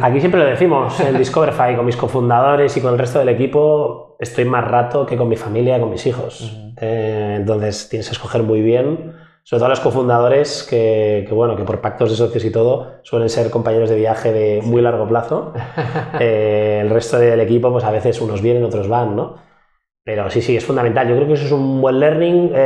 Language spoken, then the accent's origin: Spanish; Barcelona, Catalonia, Spain; yo soy un emprendedor de Barcelona, 36 años